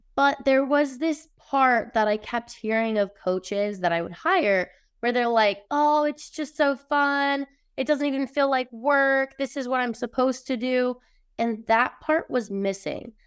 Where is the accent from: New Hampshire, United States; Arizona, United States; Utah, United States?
Utah, United States; I grew up in Utah, pretty much around a really religious, judgmental area, very small town